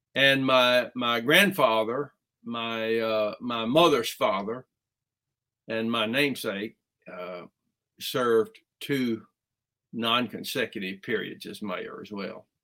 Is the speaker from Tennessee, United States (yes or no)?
yes; Alamo, Tennessee, United States; I grew up in West Tennessee, about 75 miles from uh, Memphis in the small town of Alamo.